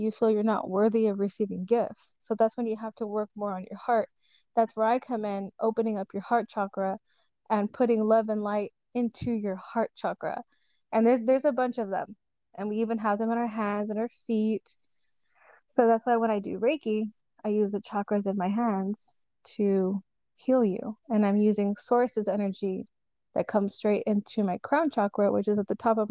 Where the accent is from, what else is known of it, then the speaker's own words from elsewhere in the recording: Edinburg, Texas, United States; I'm from Edinburgh, Texas